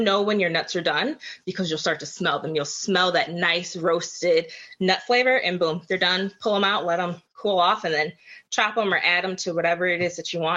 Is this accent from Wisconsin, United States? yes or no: yes; Kenosha, Wisconsin, United States; moved away as an adult; also born or lived in Chicago, Illinois; now in Tampa, United States; I am originally from Kenosha, Wisconsin. Grew up most of my life there, between there and Chicago